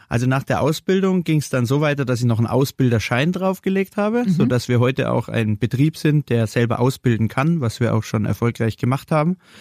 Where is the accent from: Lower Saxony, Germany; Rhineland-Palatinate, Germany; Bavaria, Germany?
Bavaria, Germany; Munich; als gebürtiger Münchner hier in München eine Kaffeerösterei zu machen